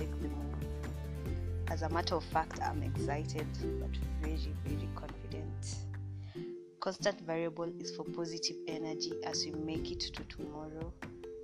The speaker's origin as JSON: {"language": "English", "country": "Kenya", "said": "I'm a Kenyan lady"}